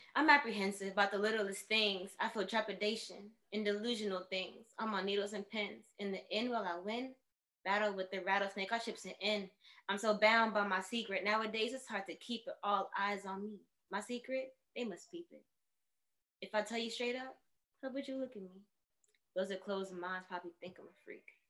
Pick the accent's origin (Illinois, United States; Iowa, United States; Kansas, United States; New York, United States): New York, United States; New York City; I was born in the Bronx